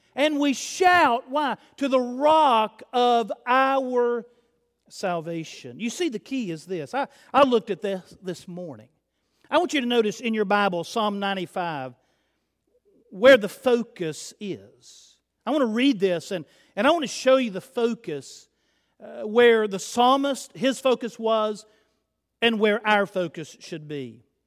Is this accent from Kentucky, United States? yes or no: no; Chattanooga, Tennessee, United States; I'm from Chattanooga